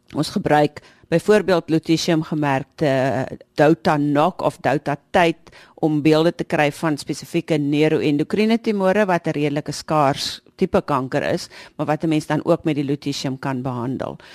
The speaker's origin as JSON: {"language": "Afrikaans", "country": "South Africa", "said": "ons as Suid-Afrikaners"}